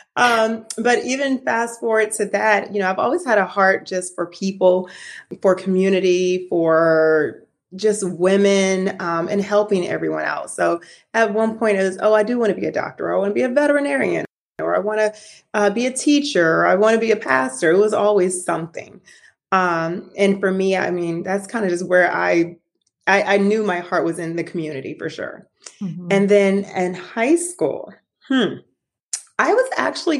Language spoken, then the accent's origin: English; Atlanta, Georgia, United States; I grew up here in Atlanta for the most part